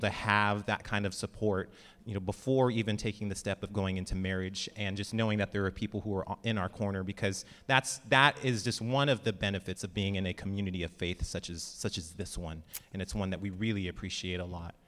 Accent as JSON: {"language": "English", "town": "Lemoore", "region": "California", "country": "United States", "tie": "born or raised there", "said": "I grew up in Lemoore"}